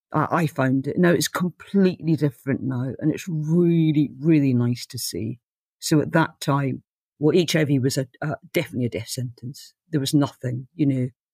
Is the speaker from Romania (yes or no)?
no; Aberdeen, Scotland, United Kingdom; moved away as an adult; also born or lived in London; I came from Aberdeen, which is like, uh, Gotham City in the north